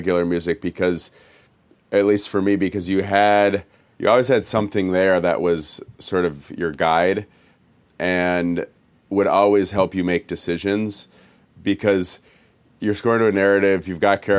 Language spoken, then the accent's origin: English; Minneapolis, Minnesota, United States; moved away as an adult; also born or lived in Ohio; now in Los Angeles, United States; I lived in Minneapolis when I was born there, and I lived there until I graduated Southwest High School when I was 18 years old